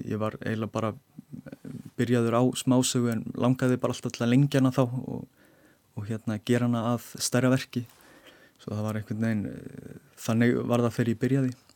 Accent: Iceland; við erum Íslendingar

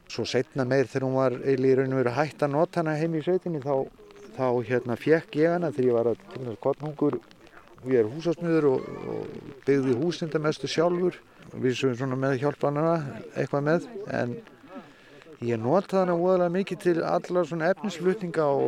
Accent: Krossavík, Eastern Region, Iceland; kom með hana í Krossavík þar sem að ég eiginlega ólst upp með þessari vél alla tíð

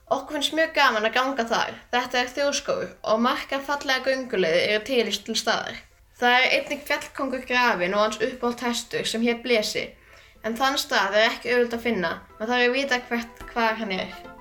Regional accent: Hvolsvöllur, Southern Region, Iceland; er frá Kólsvöldi sem er á Suðurlandi.

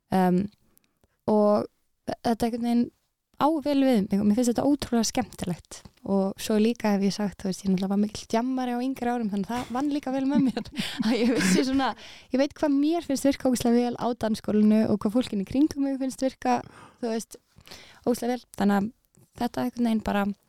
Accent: Reykjavík, Capital Region, Iceland; also born or lived in Denmark; ég er úr Reykjavík mm. ég fættist í Danmörku

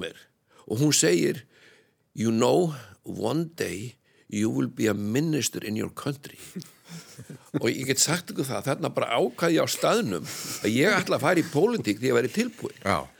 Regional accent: Iceland; ég er frá Íslandi

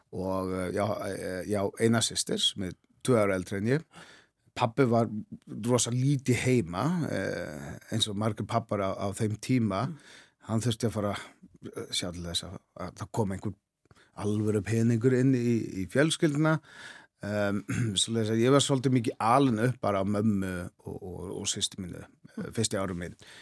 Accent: Klaksvík, Norðoyar, Faroe Islands; Icelandic is a second language; moved away as an adult; also born or lived in Árnafjørður, Faroe Islands; now in Iceland; ég er halvur frá Klagsvík já. sem er næstæstu bæinn, svo er halvur frá Árnarfyrðu

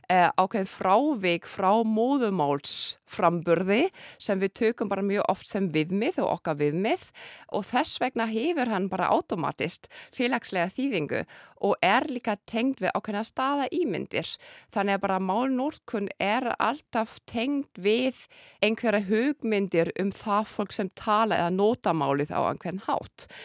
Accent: Berlin, Germany; Icelandic is a second language; ég er alveg upp í Berlín, það sem er ákveðna þjófælegshópar þarna þannig ég er bara til að vöna að hlusta á þýsku e, eh, talaða með tyrkneskum reym, arabískum reym og rúsneskum reym. Ég ólst upp þannig

